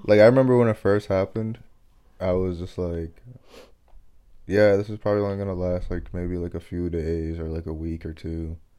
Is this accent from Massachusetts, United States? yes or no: yes; Massachusetts, United States; also born or lived in Dominican Republic; I've always, like, lived in Massachusetts.